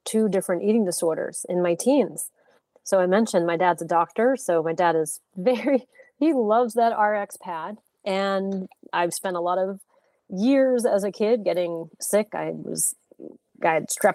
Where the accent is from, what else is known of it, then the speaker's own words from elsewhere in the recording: Santa Fe, New Mexico, United States; also born or lived in New Orleans, Louisiana; I'm originally from New Orleans, Louisiana, but I grew up in Santa Fe, New Mexico. So the majority of my childhood was spent in the Southwest